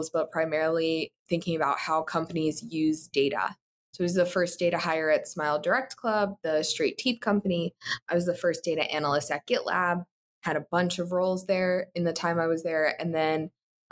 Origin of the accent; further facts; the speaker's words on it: Newark, New Jersey, United States; moved away as an adult; also born or lived in Elizabeth, New Jersey; now in Columbus, United States; Originally from New Jersey, grew up in Newark, went to high school in Elizabeth